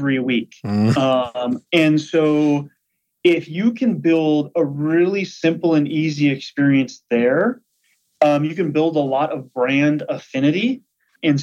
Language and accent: English; Fergus Falls, Minnesota, United States; born or raised there; accent: Minnesota; moved away